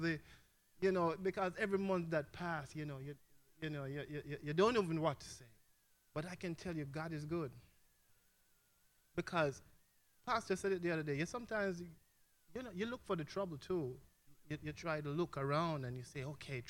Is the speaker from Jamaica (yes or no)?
yes; Jamaica; moved away; I'm from Jamaica. I don't know if my accent gives it away